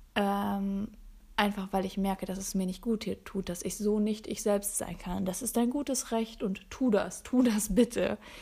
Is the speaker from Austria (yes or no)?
no; Sauerland, North Rhine-Westphalia, Germany; moved away; Ich bin auf dem Land groß geworden genauer gesagt in einem 95 Einwohnerdorf. Ja, 95. Super klein. Und vielleicht sagt das dem einen oder anderen was aus Nordrhein-Westfalen, dem schönen Sauerland